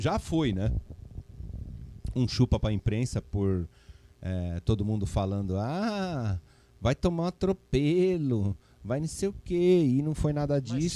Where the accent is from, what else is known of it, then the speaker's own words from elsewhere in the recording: São Paulo, Brazil; also born or lived in Piraju / Ribeirão Claro / Chavantes; E eu sou aqui da Avenida Pompeia